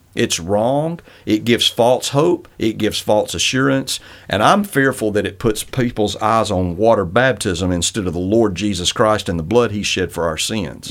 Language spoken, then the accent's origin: English; Northwest Alabama, United States; I grew up in Northwest Alabama